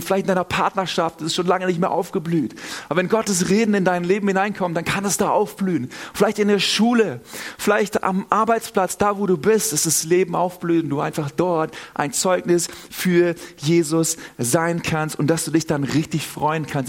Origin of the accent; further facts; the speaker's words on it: Northern Germany, Germany; now in Southern Germany, Germany; Also ich bin selber aus Norddeutschland, wohne in Süddeutschland